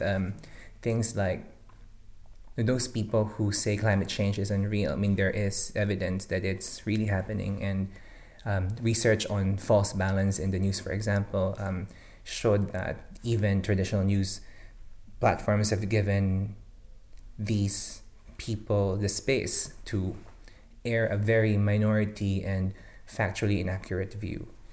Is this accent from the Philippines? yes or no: yes; Philippines; moved away as an adult; now in Singapore; I'm originally from the Philippines, um, where I work as a newspaper reporter for six years